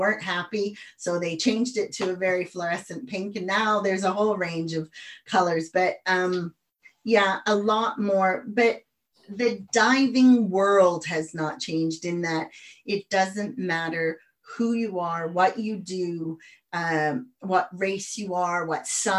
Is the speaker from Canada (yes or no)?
yes; the Prairies, Canada; moved away as an adult; also born or lived in United States; now in United Kingdom; I'm Canadian, but I lived in the States